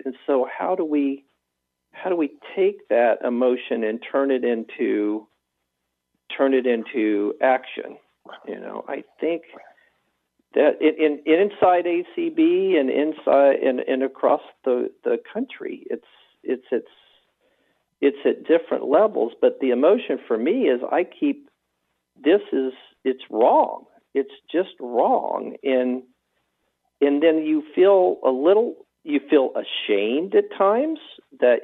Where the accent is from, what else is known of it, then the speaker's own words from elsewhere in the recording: the South, United States; I grew up in the South